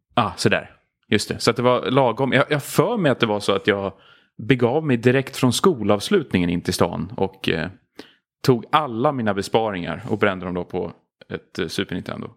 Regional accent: Stockholm, Stockholm County, Sweden; Gröndal eh, i, i synnerhet faktiskt. Jag tror det är väl där jag har spenderat de flesta av mina uppväxtår egentligen

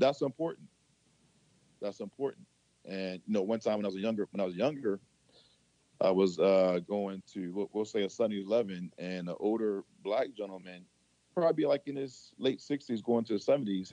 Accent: Baltimore, Maryland, United States; I'm from Baltimore, Maryland

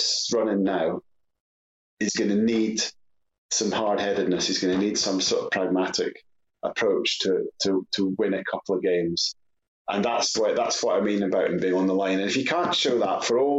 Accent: Scotland, United Kingdom; as a Scot

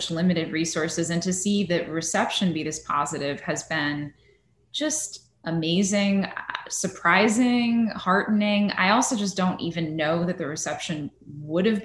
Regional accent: Northern California, United States; I'm from Northern California

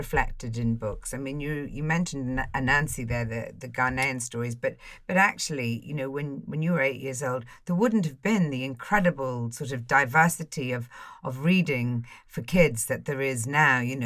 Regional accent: Ireland; I grew up poor in Ireland

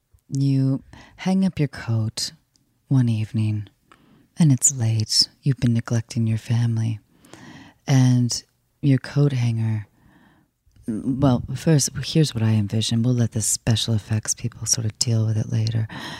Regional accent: New York City, New York, United States; Oh, I grew up in New York, of course.

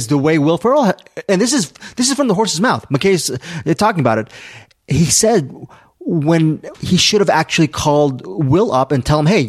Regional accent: San Fernando Valley, California, United States; We're from the Valley.

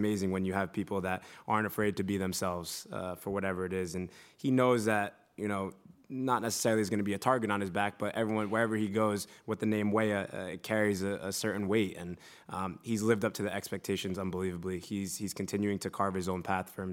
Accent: United States; moved away as an adult; now in Leeds, United Kingdom; I'm American wherever I go.

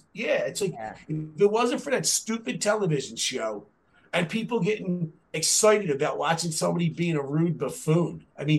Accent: Philadelphia, Pennsylvania, United States; I'm from Philadelphia

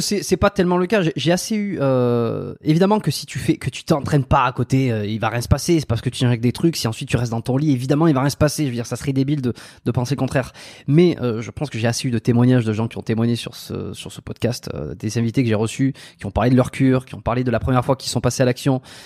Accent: France; j'ai grandi en France

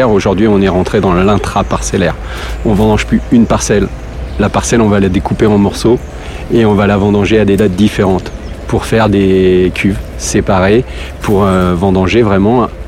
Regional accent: Grand Est, France; Donc moi je suis originaire de Champagne et voilà donc je suis passé de, de la bulle au vin rouge de très belle qualité.

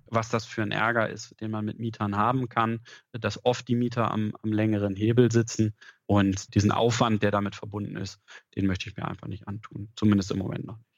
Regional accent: Lower Saxony, Germany; Norddeutschland ist Heimat für mich, sowohl hier aus der Region in Niedersachsen, wo ich herkomme

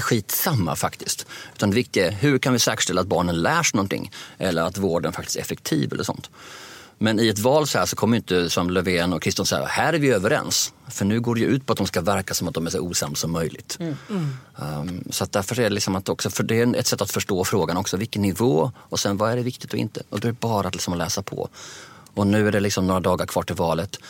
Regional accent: Sweden

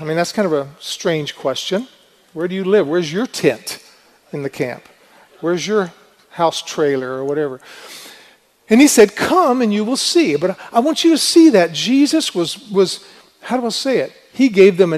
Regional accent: United States; moved away as an adult; now in Sweden; I am an American

